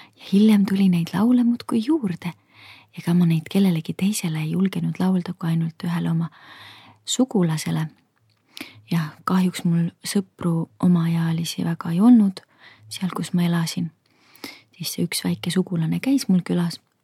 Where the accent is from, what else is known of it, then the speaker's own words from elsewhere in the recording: Kohtla-Järve, Ida-Viru County, Estonia; mina kasvasin üles Kohtla-Järvel